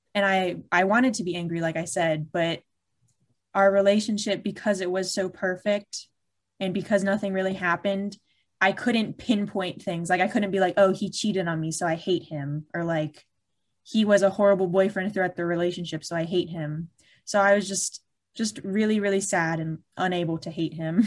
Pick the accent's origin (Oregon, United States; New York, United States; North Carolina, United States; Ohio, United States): North Carolina, United States; Charlotte; I'm from Charlotte, North Carolina